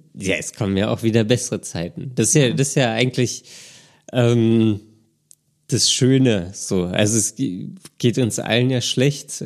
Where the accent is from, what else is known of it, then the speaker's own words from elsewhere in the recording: Berlin, Germany; ich komme halt aus Berlin und irgendwie muss ich dann auch hier bleiben